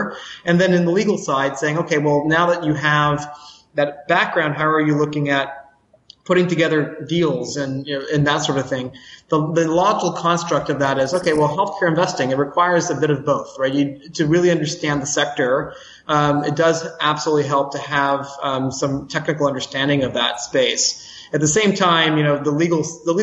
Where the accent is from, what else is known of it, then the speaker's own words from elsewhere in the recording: New Orleans, Louisiana, United States; moved away as an adult; also born or lived in New York City; now in Singapore; born and raised in Louisiana, so from New Orleans, so down south.